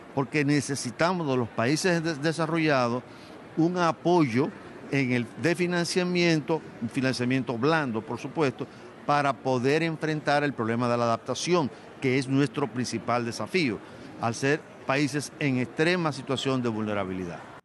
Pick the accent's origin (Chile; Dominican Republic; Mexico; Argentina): Dominican Republic